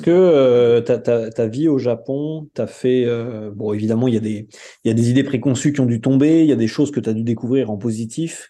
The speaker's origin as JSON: {"language": "French", "country": "France", "said": "en tant que français"}